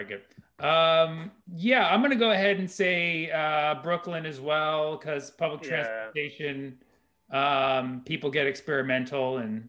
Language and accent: English; Lebanon; I'm Lebanese